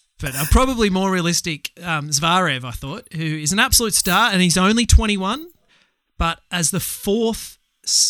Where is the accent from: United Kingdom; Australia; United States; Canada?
Australia; as an Australian